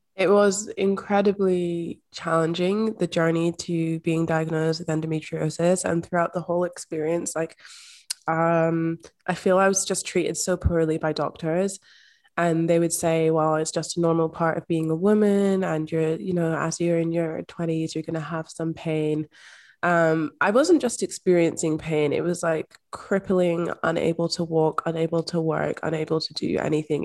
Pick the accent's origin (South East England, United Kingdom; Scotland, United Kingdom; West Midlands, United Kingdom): Scotland, United Kingdom; I'm also from Scotland. I grew up in Scotland